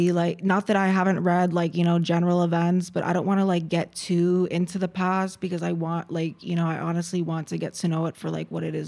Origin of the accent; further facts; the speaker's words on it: Connecticut, United States; So I am born and raised in America. Okay. I'm from Connecticut, which is in, it's a very small state right next to New York.